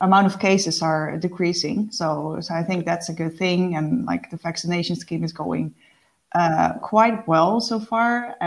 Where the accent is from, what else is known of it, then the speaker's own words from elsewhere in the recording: Netherlands; moved away as an adult; now in Stockholm, Sweden; I'm based in Stockholm, Sweden, as you know, but I'm originally from the Netherlands. I moved to Sweden to expand my career abroad 1.5 years ago.